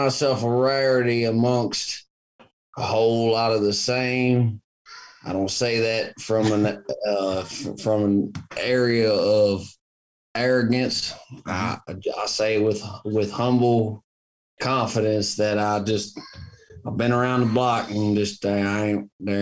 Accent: Virginia, United States; moved away as an adult; now in Nashville, United States; I grew up in Virginia

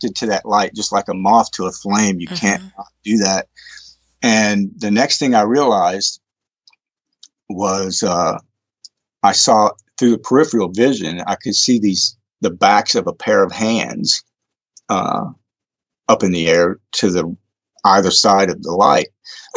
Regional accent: East Texas, United States; I grew up in East Texas

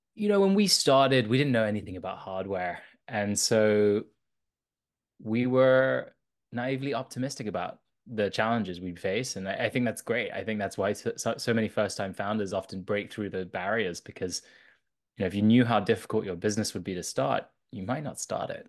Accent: London, United Kingdom; also born or lived in south of France; I grew up in London.

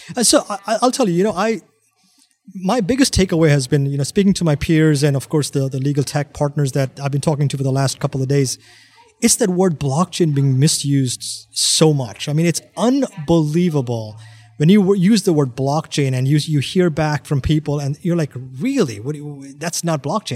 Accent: New York, United States; I'm from New York

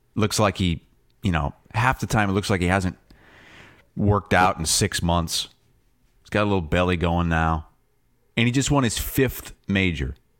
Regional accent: United States; I'm an American.

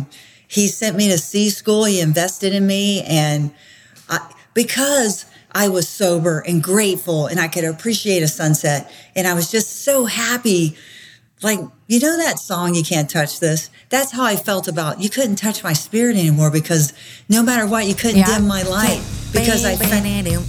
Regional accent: Florida, United States; I grew up in Florida

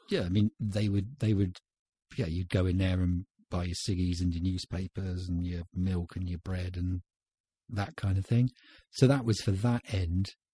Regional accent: Winchester, South East England, United Kingdom; born or raised there

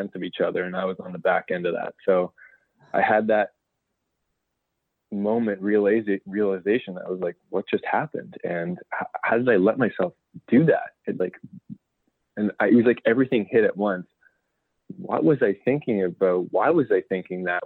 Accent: Ancaster, Ontario, Canada; I was working with a school in my hometown in Ancaster, Ontario

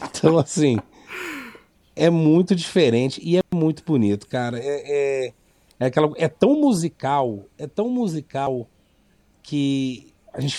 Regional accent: Goiânia, Goiás, Brazil; Bem, eu sou de Goiânia

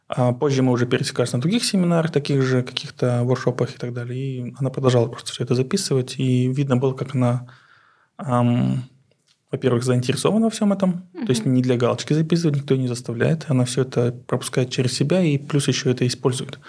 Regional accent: Aktobe, Aktobe Region, Kazakhstan; Russian is a second language; moved away as an adult; now in Astana, Kazakhstan; Я сам родом из Актюбе, Запад.

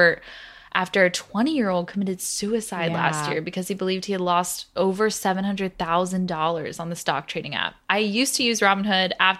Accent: Florida, United States; moved away; I'm from Florida

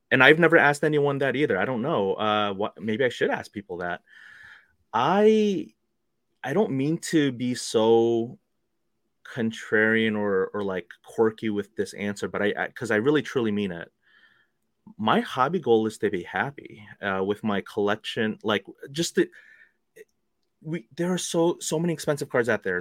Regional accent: New York City, New York, United States; also born or lived in Korea; I was born in Korea, but you know, I moved here when I was two years old, and uh, we, my family and I, we grew up in New York City

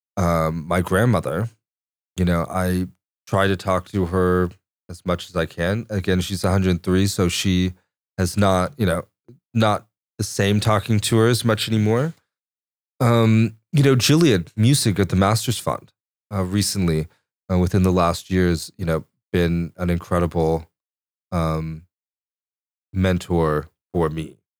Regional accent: Chelan, Washington, United States; also born or lived in Corpus Christi, Texas; growing up near Chelan

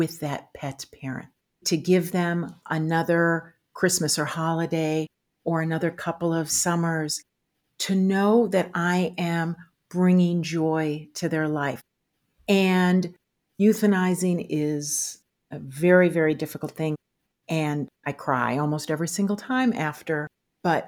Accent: Michigan, United States; moved away as an adult; now in Montclair, United States; I grew up in Michigan

